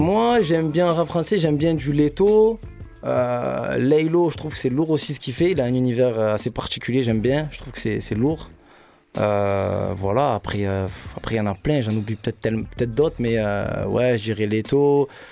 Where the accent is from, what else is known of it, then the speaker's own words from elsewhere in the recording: Marseille, Provence-Alpes-Côte d'Azur, France; J'ai grandi dans le, dans le 15 aux Égalades